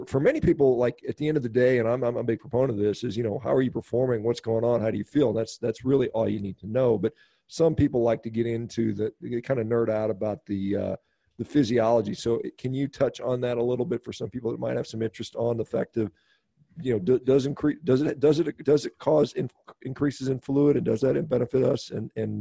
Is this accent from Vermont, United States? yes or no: no; Texas, United States; I grew up in Texas, and I spent a lot of time in Houston.